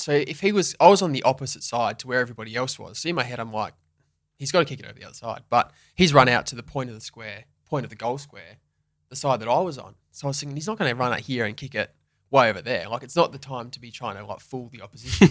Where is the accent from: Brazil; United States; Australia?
Australia; Western Australia; I got drafted at seventeen, so I stayed at home